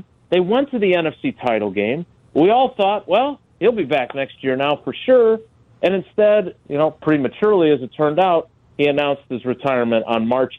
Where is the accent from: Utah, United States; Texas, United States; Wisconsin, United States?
Wisconsin, United States; also born or lived in Green Bay; I grew up here in Wisconsin. I've only lived in Green Bay since I started covering the team in 96. But I was a kid in the 70s and 80s